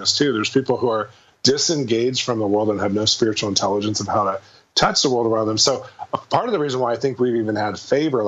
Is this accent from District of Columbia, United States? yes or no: no; California, United States; moved away as an adult; also born or lived in Midwest; now in Los Angeles, United States; I grew up in California